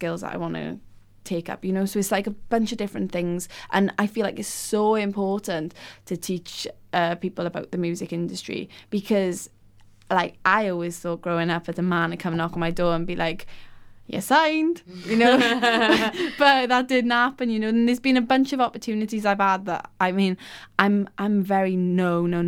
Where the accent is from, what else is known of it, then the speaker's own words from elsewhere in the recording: Wales, United Kingdom; moved away; growing up in Wales, especially in the valleys